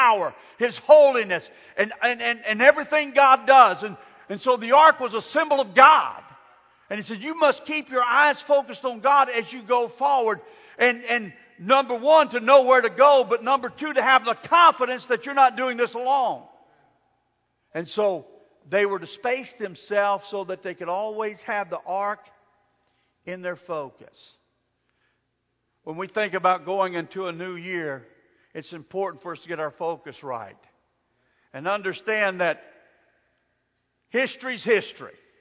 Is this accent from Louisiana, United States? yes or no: yes; Jennings, Louisiana, United States; I grew up on the bayous of South Louisiana, a town called Jennings, close to Lafayette